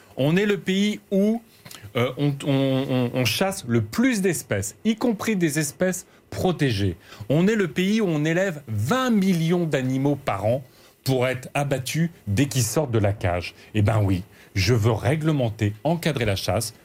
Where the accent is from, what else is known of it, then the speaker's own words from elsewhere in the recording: Aisne, Picardy, Hauts-de-France, France; je viens de Picardie, je viens de l'Aisne. Et dans mon village